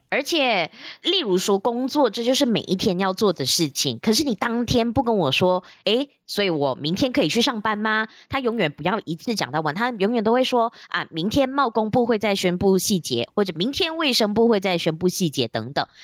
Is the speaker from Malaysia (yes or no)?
yes; George Town, Penang, Malaysia; moved away as an adult; also born or lived in Taiwan; now in Kuala Lumpur, Malaysia; 因为我现在在吉隆坡工作，然后我的家乡是在槟城